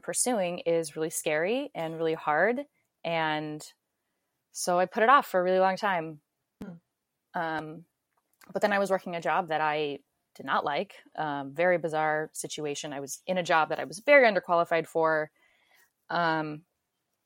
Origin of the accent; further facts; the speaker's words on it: Orange County, California, United States; moved away as an adult; also born or lived in Long Beach, California; now in New York City, United States; I grew up in Orange County, California, went to school in Long Beach, kind of stayed there my whole life